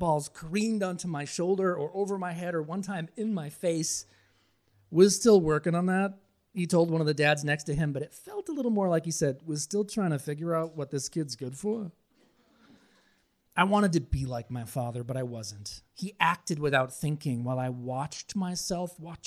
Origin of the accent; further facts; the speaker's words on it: Billerica, Massachusetts, United States; my hometown of Billerica, Massachusetts